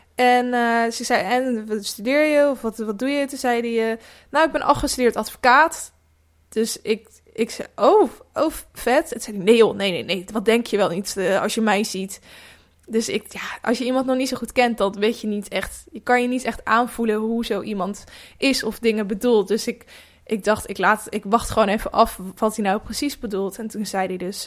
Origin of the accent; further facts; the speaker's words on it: Netherlands; moved away; kleinere dorpen, ook waar ik vandaan kom